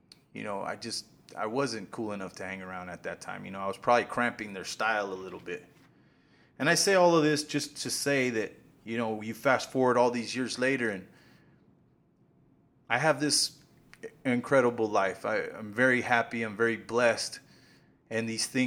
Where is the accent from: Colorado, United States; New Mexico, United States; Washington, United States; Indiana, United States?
New Mexico, United States; Silver City; now in Kansas City, United States; I was born in Silver City. I spent the majority of my childhood on Gold Street